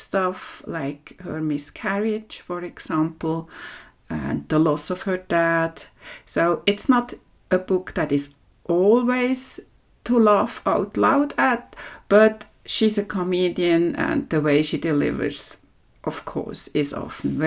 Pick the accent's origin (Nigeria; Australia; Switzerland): Switzerland; from Switzerland